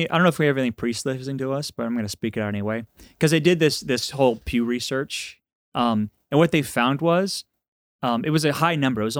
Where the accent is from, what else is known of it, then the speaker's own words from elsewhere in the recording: Texas, United States; like I'm from Texas.